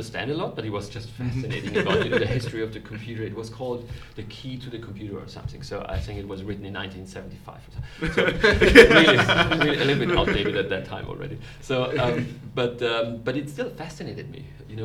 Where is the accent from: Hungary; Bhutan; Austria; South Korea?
Austria; Vienna; moved away as an adult; also born or lived in Munich, Germany; now in Germany; I'm actually from Austria. I was born and raised in Vienna in Austria.